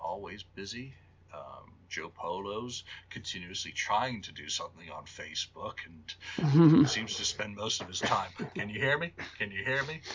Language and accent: English; England, United Kingdom; moved away; also born or lived in Canterbury / Newcastle / Liverpool / Glasgow; England, my home country